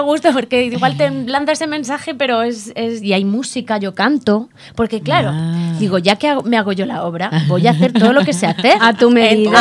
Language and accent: Spanish; Logroño, La Rioja, Spain; Yo soy de Logroño